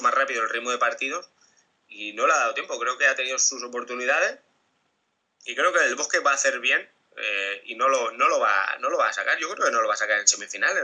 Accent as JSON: {"language": "Spanish", "country": "Spain", "said": "soy español"}